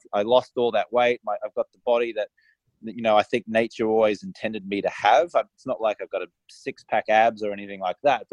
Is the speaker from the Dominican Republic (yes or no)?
no; Australia; I grew up in Australia and I was just an Australian societally acceptable drinker